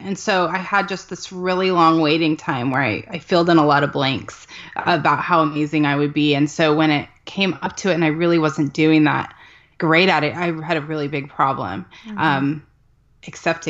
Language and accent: English; Mesa, Arizona, United States; born or raised there; moved away as an adult; also born or lived in Southern California; now in Texas, United States